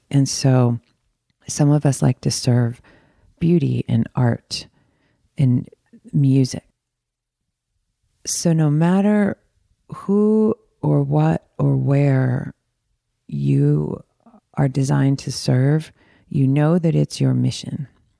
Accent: Michigan, United States; also born or lived in Arizona, United States; I'm from Michigan, right outside of Detroit in the burbs, and also in Arizona, in right outside of Phoenix and Tempe. I went back and forth because my folks were split up.

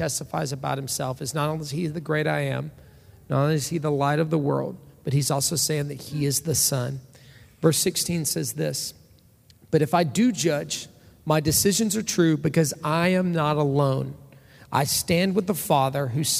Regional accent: Orange, Texas, United States; I come from Orange, Texas. That's where I was born and raised

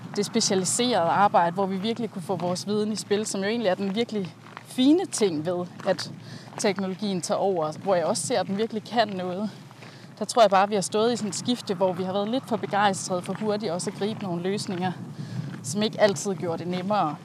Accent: Langeland, Southern Denmark, Denmark; moved away as an adult; also born or lived in London; jeg har jo haft min barndom på Langeland

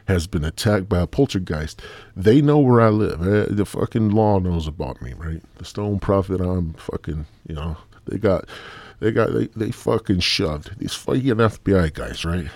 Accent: Midwest, United States; I'm from the Midwest

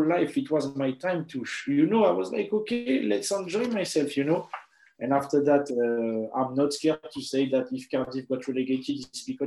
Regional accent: Paris, Île-de-France, France; moved away; we're from Paris

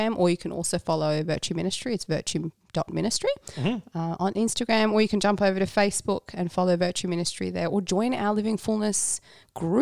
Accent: Norway; I was born in Norway. Yes, I'm a Norwegian citizen

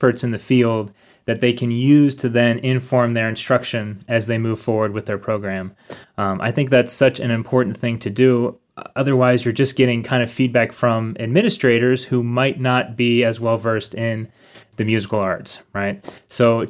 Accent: Harrisburg, Pennsylvania, United States; moved away as an adult; also born or lived in Minneapolis, Minnesota; now in Berea, United States; I'm from Harrisburg, Pennsylvania.

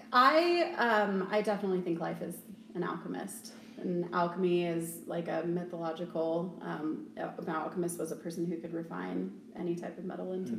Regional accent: Aurora, Colorado, United States; also born or lived in Greenwood Village, Colorado / Parker, Colorado; I've been here since I was six years old

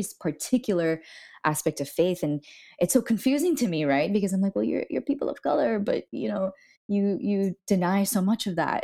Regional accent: Miami, Florida, United States; moved away; I was born and raised in Miami

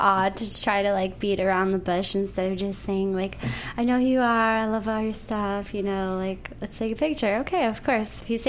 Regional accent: Texas, United States; moved away; I'm from Texas

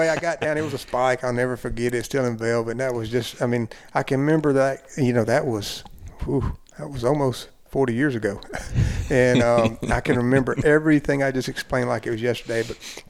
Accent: Jasper County, Mississippi, United States; I grew up hunting in Jasper County, Mississippi.

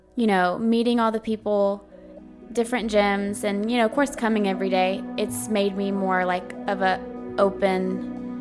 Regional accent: Montgomery, Texas, United States; now in Navasota, United States; I was raised in Montgomery, Texas, live in Navasota, Texas

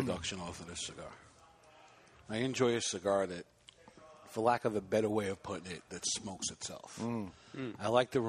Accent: New York, United States; I'm from New York.

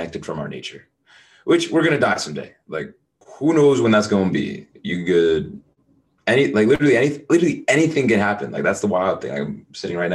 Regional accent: United States; I was born in the United States

